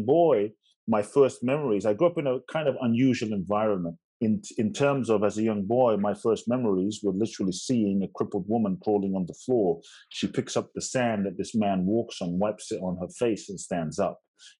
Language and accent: English; London, United Kingdom; also born or lived in Ghana / United States; I was born in Ghana, West Africa. My father's from Ghana, my mother's Japanese. I grew up in London and partly the US.